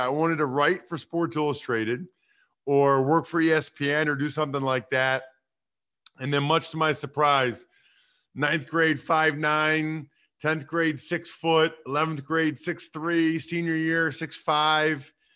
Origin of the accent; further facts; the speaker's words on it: Reading, Pennsylvania, United States; now in Harrisburg, United States; I'm originally from Reading, which is kind of a narrow west of Philly